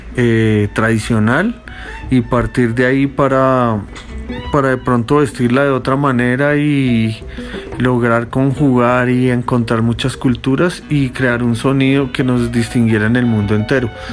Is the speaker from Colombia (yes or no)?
yes; Colombia; also born or lived in Cuba; soy músico colombiano